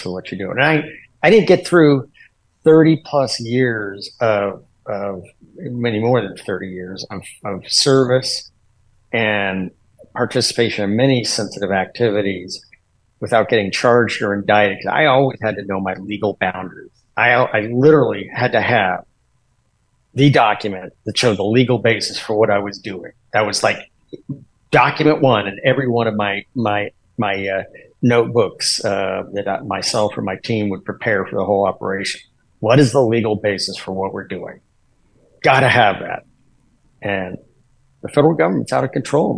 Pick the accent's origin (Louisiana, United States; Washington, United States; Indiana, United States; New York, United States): Washington, United States; Washington, my home state.